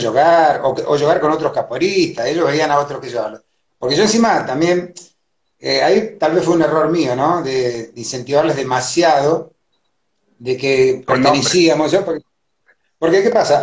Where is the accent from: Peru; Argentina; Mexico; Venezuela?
Argentina; yo soy argentino, nacido acá, mis viejos son paraguayos